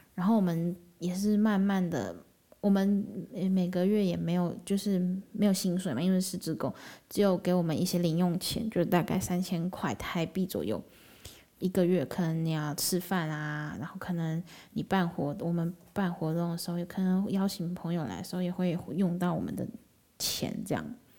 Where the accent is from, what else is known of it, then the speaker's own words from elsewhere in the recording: Taiwan; 八月才从辽国回到台湾